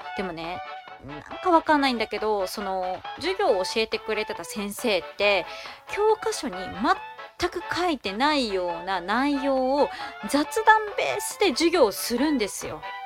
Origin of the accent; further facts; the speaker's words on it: Hiroshima, Japan; 私の出身地である広島